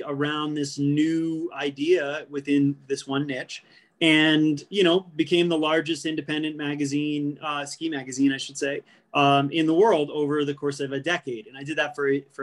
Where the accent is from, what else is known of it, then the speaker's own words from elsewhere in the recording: New England, United States; moved away as an adult; also born or lived in New Hampshire; now in Colorado, United States; My passion was writing and in particular skiing growing up in New England. And I had moved to Colorado